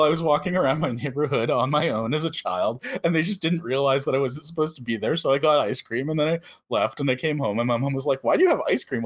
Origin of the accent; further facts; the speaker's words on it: Canada; I'm Canadian